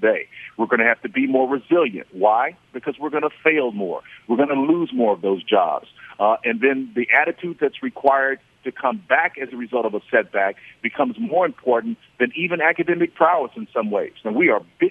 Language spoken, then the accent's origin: English; Oklahoma, United States; I'm from Oklahoma, and we're known as Sooners in Oklahoma.